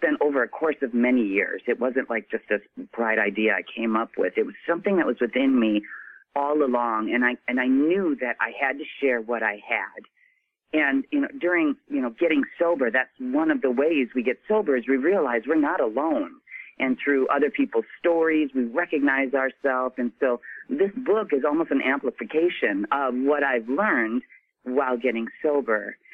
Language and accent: English; Midwest, United States; I was born and raised in the Midwest